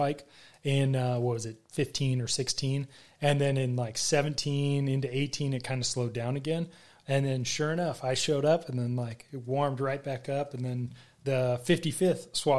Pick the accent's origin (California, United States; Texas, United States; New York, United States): California, United States; I'm from California